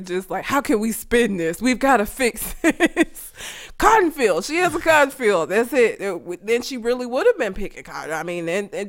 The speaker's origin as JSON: {"language": "English", "town": "Talladega", "region": "Alabama", "country": "United States", "tie": "born or raised there", "said": "I grew up in Talladega. Do you know how fucking white Talladega is?"}